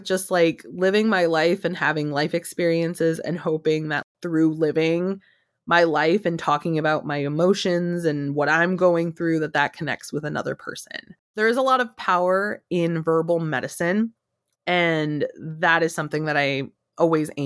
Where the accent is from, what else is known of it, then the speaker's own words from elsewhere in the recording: United States; I am American. I am Mexican. I am both